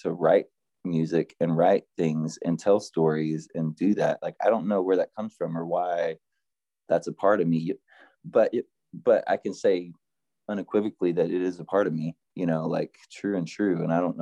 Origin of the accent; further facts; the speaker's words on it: Oklahoma, United States; now in Fayetteville, United States; the tiny town that I grew up in Oklahoma